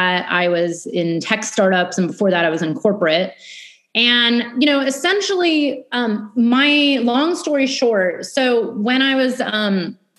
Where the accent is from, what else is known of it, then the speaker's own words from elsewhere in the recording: Bay Area, California, United States; moved away as an adult; also born or lived in New York City; I grew up in California in the Bay Area.